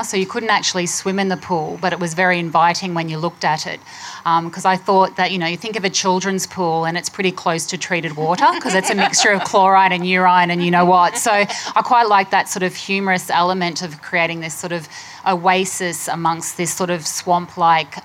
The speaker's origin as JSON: {"language": "English", "region": "Queensland", "country": "Australia", "tie": "born or raised there", "moved": "yes", "said": "I grew up in Queensland"}